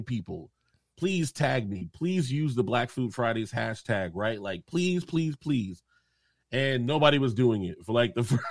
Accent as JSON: {"language": "English", "region": "the South", "country": "United States", "lives_now": "Charleston, United States", "said": "being a Southerner"}